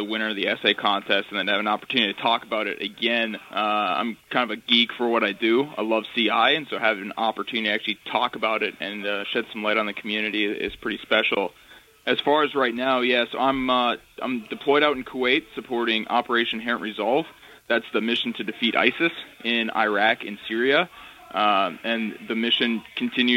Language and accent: English; North Dakota, United States; moved away as an adult; also born or lived in Mercer County, North Dakota; I grew up in North Dakota, grew up in a really small town